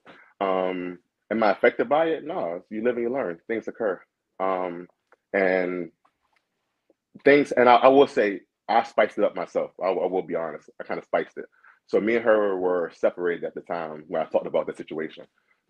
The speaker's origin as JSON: {"language": "English", "town": "Baltimore", "region": "Maryland", "country": "United States", "said": "I live in Maryland. I'm from Baltimore."}